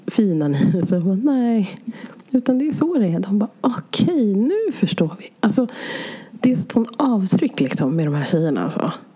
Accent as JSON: {"language": "Swedish", "country": "Sweden", "tie": "born or raised there", "said": "så flyttade mina föräldrar hit till Sverige och så föddes jag här"}